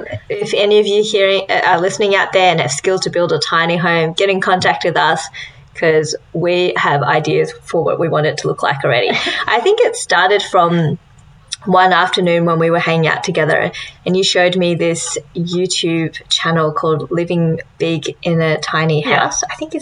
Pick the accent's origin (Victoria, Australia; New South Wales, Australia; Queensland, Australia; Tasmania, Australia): Victoria, Australia; rural; also born or lived in New Zealand; now in Melbourne, Australia; I was born in New Zealand, and I grew up in rural Victoria and only moved to Melbourne in the last couple of years to do my university education. Both my parents are Taiwanese, so I guess you could say I'm Taiwanese-Australian.